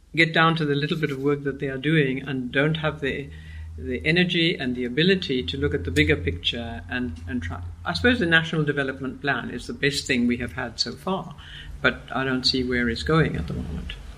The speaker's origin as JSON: {"language": "English", "country": "Argentina", "tie": "born or raised there", "moved": "yes", "lives_now": "Cape Town, South Africa", "said": "I was born in Argentina"}